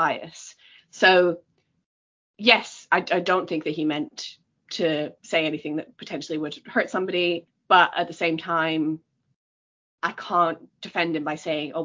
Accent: Scotland, United Kingdom; I come from Scotland

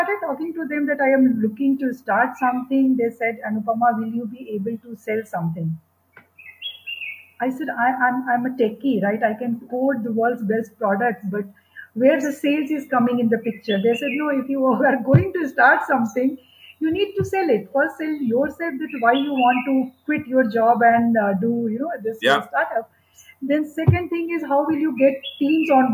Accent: Bihar, India; moved away as an adult; also born or lived in Kanpur; I come from Bihar, and that time Bihar was not safe for a girl to move around alone.

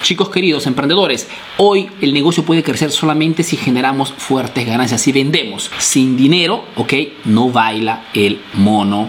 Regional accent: Peru; now in Italy; soy un emprendedor peruano que radica, vive aquí en Italia

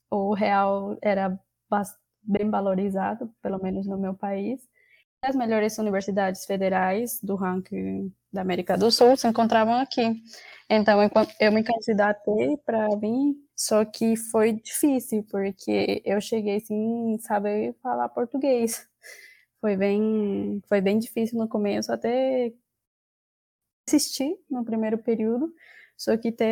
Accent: Honduras; Portuguese is a second language; moved away as an adult; now in Catalão, Brazil; eu sou de Honduras

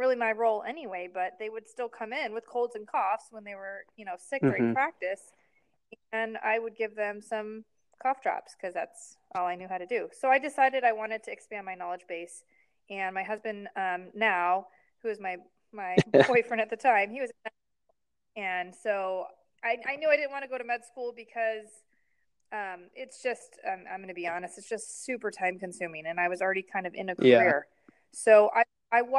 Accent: San Diego, California, United States; to San Diego and to my hometown

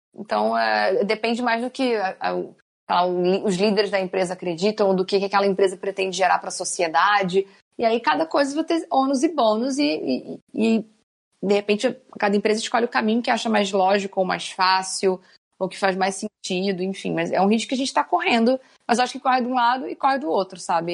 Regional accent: Rio de Janeiro, Brazil; now in São Paulo, Brazil; eu sou carioca

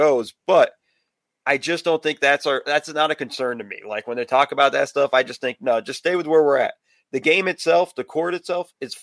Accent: West Coast, United States; I grew up on the West Coast

